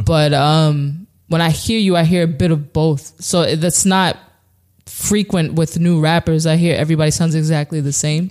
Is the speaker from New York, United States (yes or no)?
yes; New Rochelle, New York, United States; I'm from New Rochelle